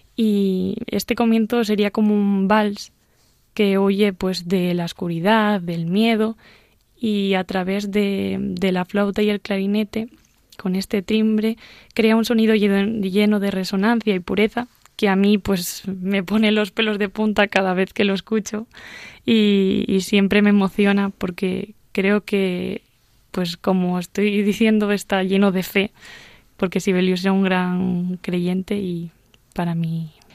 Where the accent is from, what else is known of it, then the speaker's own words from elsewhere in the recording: Asturias, Spain; viaje a mi tierra, Asturias concretamente